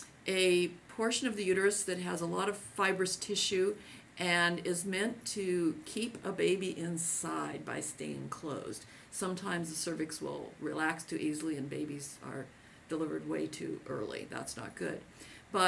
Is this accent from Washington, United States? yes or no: yes; Seattle, Washington, United States; this is my hometown area